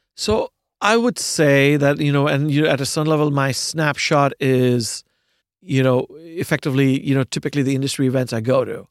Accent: Pune, Maharashtra, India; moved away as an adult; also born or lived in United States; now in New York City, United States; I was born in India, uh, in a, uh, in a city called, of a few million people called Pune

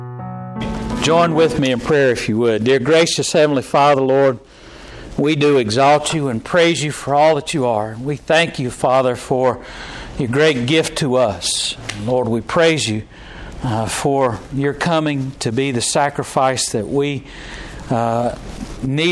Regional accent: United States; we're American

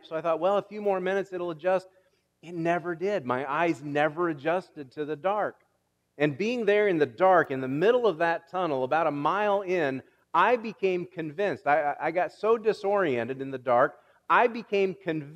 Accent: Illinois, United States; I'm from Illinois

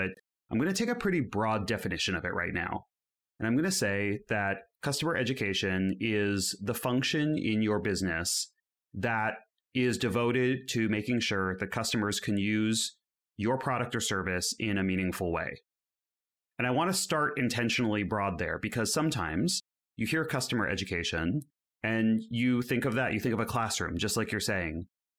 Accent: California, United States; now in Amsterdam, Netherlands; I'm currently living in Amsterdam, although as you can hear by my accent, I'm still a baby European. I'm out here recently from the Bay Area in the United States.

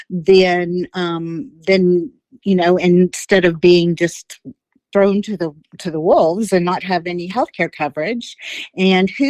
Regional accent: Florida, United States; also born or lived in West Virginia / Savannah; Um, well, I lived all over. I was born in Florida.

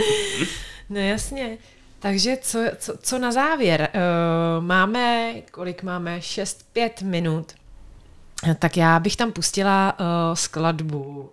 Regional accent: Czechia; tak já, eh, pocházím z Třevenic

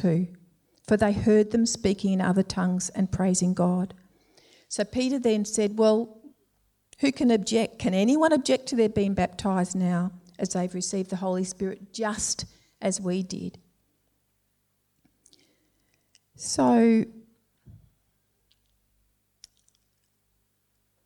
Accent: Melbourne, Victoria, Australia; We were both Victorians, both from Melbourne. I was brought up in Templestowe

